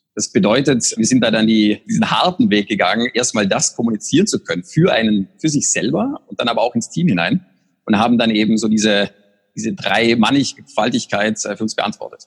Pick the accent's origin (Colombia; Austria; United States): Austria; moved away; für mich als Österreicher